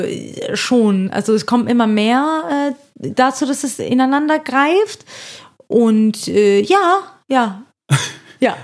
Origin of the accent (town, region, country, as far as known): Hesse, Germany; accent: Hessian